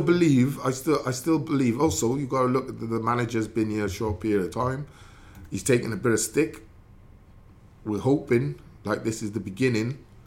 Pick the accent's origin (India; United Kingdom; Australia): United Kingdom; Newport, Wales; my childhood, growing up in England in Newport